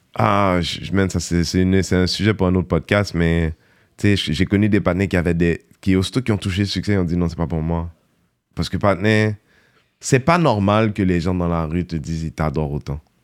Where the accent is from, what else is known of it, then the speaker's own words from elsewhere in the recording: Montreal, Quebec, Canada; moi de Montréal, petit quartier